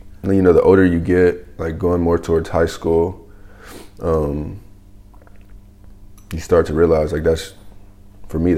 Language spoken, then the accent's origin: English; Chattanooga, Tennessee, United States; moved away as an adult; I'm from Chattanooga, Tennessee.